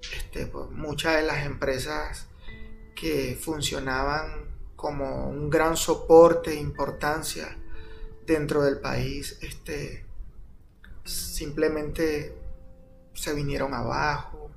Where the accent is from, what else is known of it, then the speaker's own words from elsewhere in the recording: Venezuela; moved away as an adult; now in Guatemala; Yo soy venezolano.